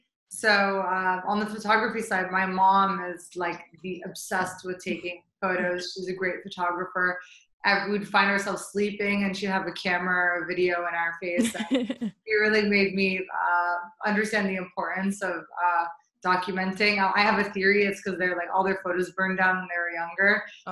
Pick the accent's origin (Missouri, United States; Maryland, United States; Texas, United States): Missouri, United States; St. Louis; So I was born and raised in St. Louis, Missouri. My parents are immigrants from Jordan.